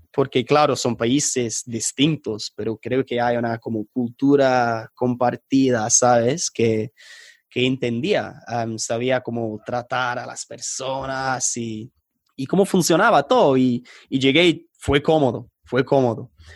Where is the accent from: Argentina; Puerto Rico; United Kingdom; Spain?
United Kingdom; England; accent: British; first language English; Spanish is a second language; also born or lived in Colombia; mi acento bien británico